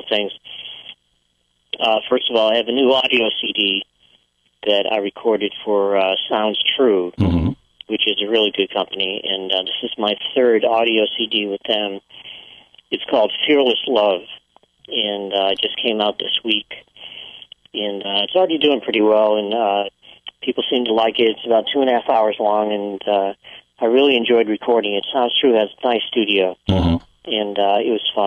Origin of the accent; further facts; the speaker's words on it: New England, United States; moved away as an adult; also born or lived in Maine; now in California, United States; I was in New England my whole life and went there